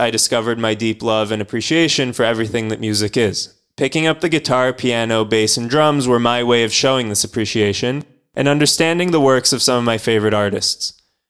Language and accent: English; New Jersey, United States; born there; also born or lived in Israel; Yeah, so I was born in New Jersey, and I've been back and forth a few times between the US and Israel.